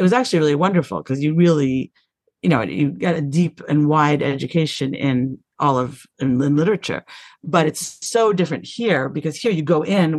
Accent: New York, United States; moved away as an adult; now in London, United Kingdom; when I was living in New York. I'm from New York

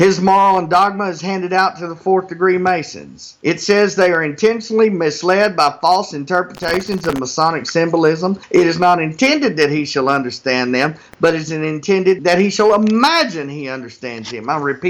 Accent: Texas, United States; moved away as an adult; now in Oklahoma, United States; I live in Oklahoma. When I came up here the Lord told me that, because I'm from Texas, but we moved up here about 6 years ago

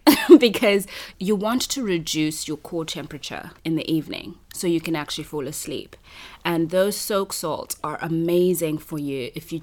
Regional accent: Harare, Zimbabwe; moved away as an adult; now in China; I'm from Harare.

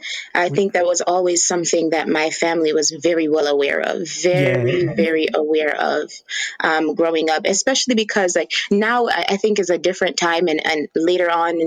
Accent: Hartford, Connecticut, United States; also born or lived in Clarendon, Jamaica / Bloomfield, Connecticut; So I was born in Connecticut, in Hartford, Connecticut, and I live in Bloomfield now. And I always grew up with a sense of cultural duality because my parents are from Jamaica. They're from Clarendon.

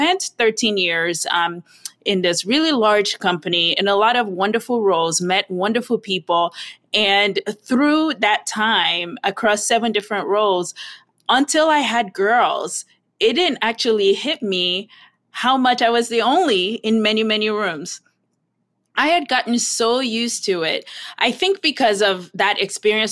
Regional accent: Nigeria; moved away; I grew up in Nigeria

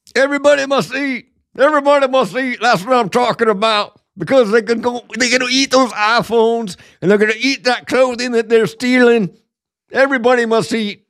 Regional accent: Seattle, Washington, United States; I grew up in Seattle

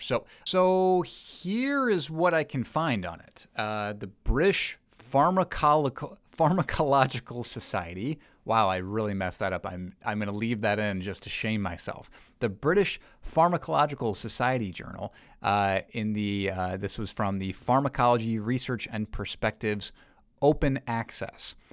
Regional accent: United States; as an American

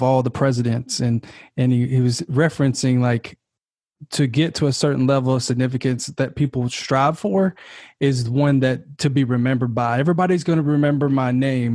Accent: Kentucky, United States; moved away as an adult; now in California, United States; I'm originally from Kentucky, but moved to California last year

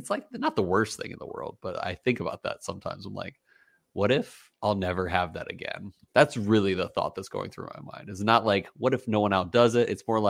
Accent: Pennsylvania, United States; I'm from Pennsylvania.

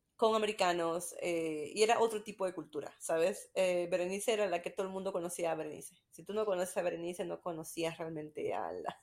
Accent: Peru; also born or lived in Utah; now in Greenville, United States; soy de Perú. Estoy ahorita viviendo en Greenville, South Carolina, pero mi familia vive en Utah

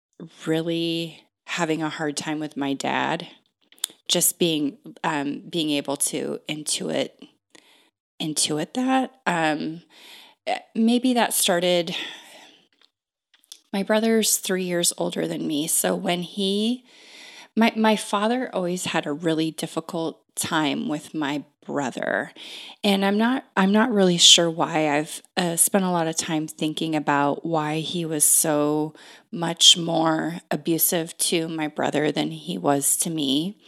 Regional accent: Pacific Northwest, United States; I am from the Northwest. I've been here most of my entire life.

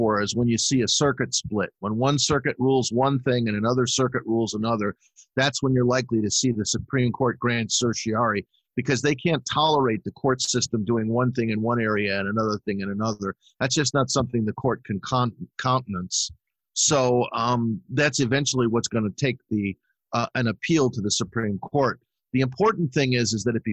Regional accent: Chicago, Illinois, United States; I'm from Chicago.

